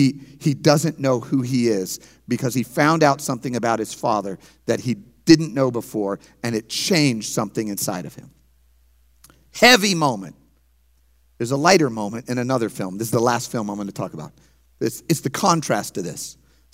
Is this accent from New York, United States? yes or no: no; St. Louis, Missouri, United States; I'm from St. Louis. We pastor a church, as Pastors Lynn and Renee said, in St. Louis.